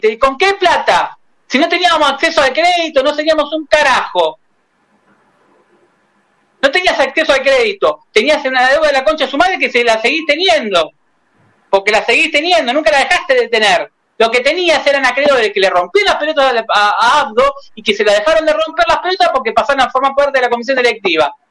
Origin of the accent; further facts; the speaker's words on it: Buenos Aires, Argentina; Yo nací en Villa Crespo